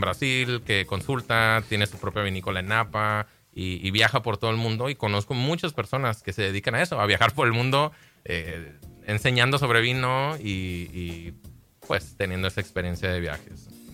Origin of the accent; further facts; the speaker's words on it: Baja California, Mexico; aquí en Baja California, es mi tierra, es donde crecí